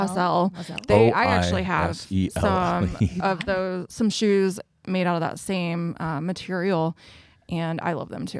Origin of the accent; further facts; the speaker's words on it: Washington, United States; Because I'm from Washington, maybe?